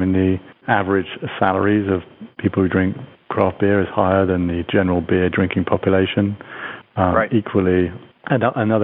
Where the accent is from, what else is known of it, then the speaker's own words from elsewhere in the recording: United Kingdom; now in United States; my home country of the United Kingdom